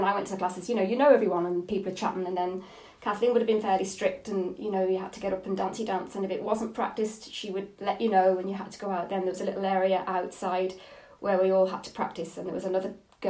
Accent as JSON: {"language": "English", "town": "Coventry", "region": "West Midlands", "country": "United Kingdom", "tie": "born or raised there", "also_born_or_lived": "Dundalk, Ireland", "accent": "English", "moved": "as an adult", "lives_now": "County Armagh, United Kingdom", "said": "I was born in Coventry, born and reared in Coventry, two Irish parents"}